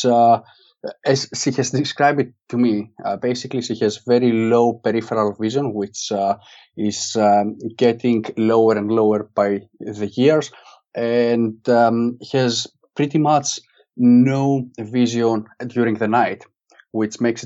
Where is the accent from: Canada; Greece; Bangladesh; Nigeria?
Greece; moved away as an adult; now in Manchester, United Kingdom; while I was growing up in Greece